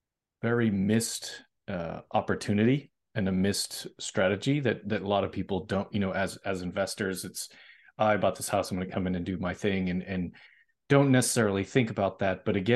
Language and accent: English; Massachusetts, United States; I'm originally from Massachusetts, so I know, I have friends that live in Rochester.